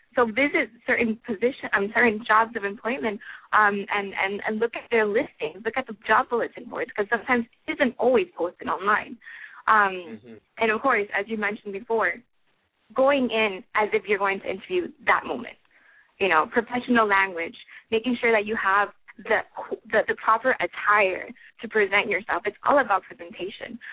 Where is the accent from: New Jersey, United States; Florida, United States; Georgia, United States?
Florida, United States; I'm actually from Florida